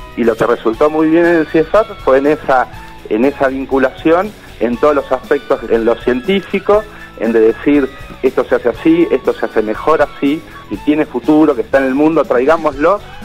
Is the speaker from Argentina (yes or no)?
yes; Bariloche, Río Negro, Argentina; soy de Bariloche